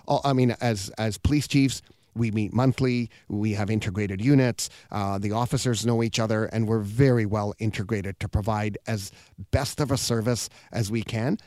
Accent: British Columbia, Canada; I'm born here, so I'm, I'm Canadian

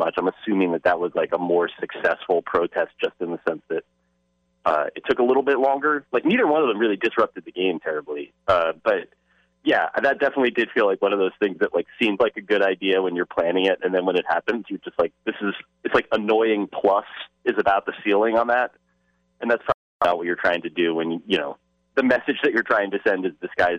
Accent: New Jersey, United States; I'm from New Jersey

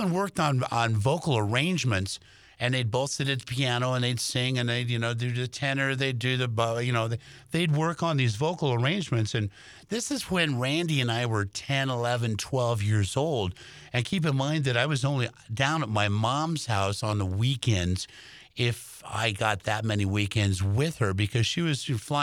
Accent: Los Angeles, California, United States; Growing up in Los Angeles, I would go see … on a Friday night in a backyard party.

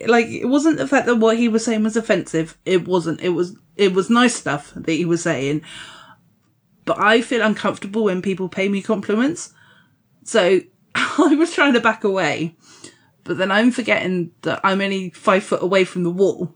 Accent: Dorset, South West England, United Kingdom; I'm from Dorset

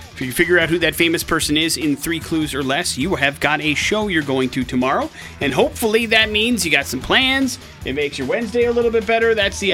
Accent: West Allis, Wisconsin, United States; I'm from West Dallas, Wisconsin. There's all sorts of Olympic champions and crazy people from there.

